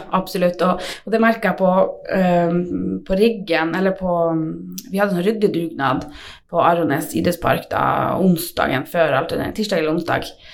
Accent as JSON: {"language": "Norwegian", "area": "Tverrelvdalen", "region": "Finnmark", "country": "Norway", "tie": "born or raised there", "said": "opprinnelig fra Tverland"}